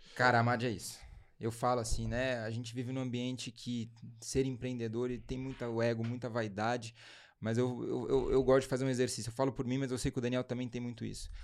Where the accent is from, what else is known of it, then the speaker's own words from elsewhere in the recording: São Paulo, Brazil; a gente nasceu em São Paulo, minha família é de São Paulo.